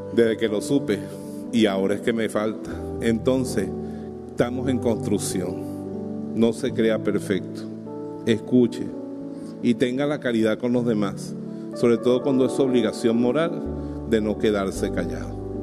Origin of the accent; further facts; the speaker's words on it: Bejuma, Carabobo, Venezuela; en mi pueblo, en Bejuma